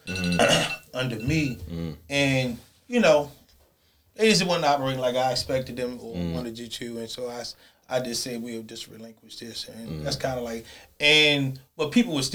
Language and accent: English; Baltimore, Maryland, United States; I grew up in East and West Baltimore